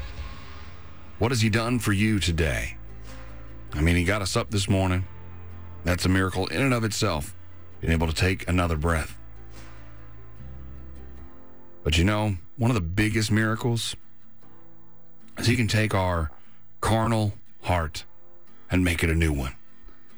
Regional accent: Kentucky, United States; moved away; my home state. Montgomery County, Kentucky

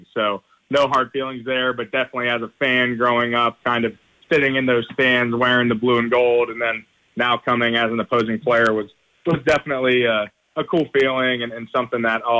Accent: Cincinnati, Ohio, United States; also born or lived in Indianapolis, Indiana; I was born in Indianapolis, went to a Catholic school in Cincinnati

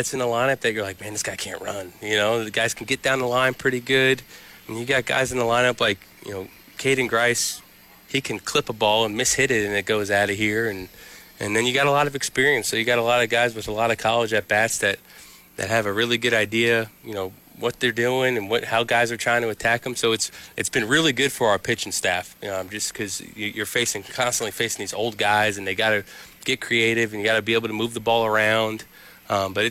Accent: New York, United States; I grew up right outside New York City

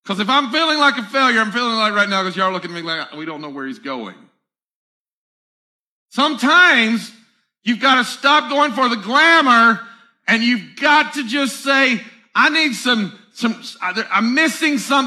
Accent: the South, United States; I'm from the South

